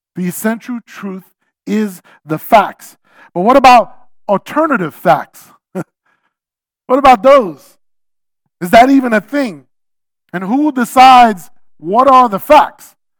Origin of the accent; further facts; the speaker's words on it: New York City, New York, United States; I'm a New Yorker